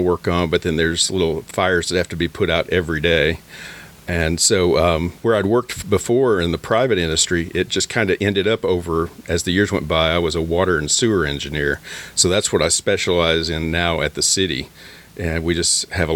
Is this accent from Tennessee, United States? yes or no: yes; Alcoa, Tennessee, United States; I'm the senior civil engineer for the Public Works Department of my hometown.